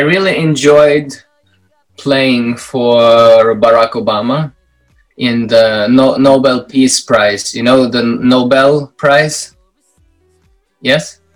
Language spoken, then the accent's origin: English; Minsk, Belarus; I was born in Belarus, Minsk